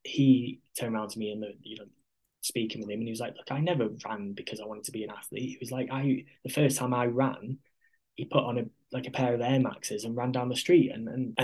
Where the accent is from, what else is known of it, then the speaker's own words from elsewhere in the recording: Manchester, North West England, United Kingdom; represent Manchester, you know, a place in my hometown